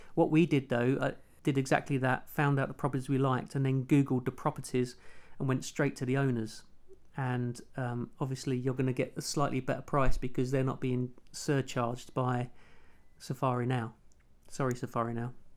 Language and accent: English; London, United Kingdom; I'm a television producer from London's trendy Walthamstow. Wasn't trendy when I grew up there